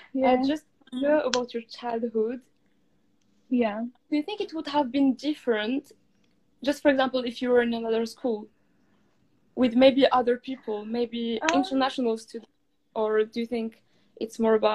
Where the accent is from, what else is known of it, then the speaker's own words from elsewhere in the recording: Morocco; To be honest with you, I started thinking about my culture more when I was in the UK than in Morocco.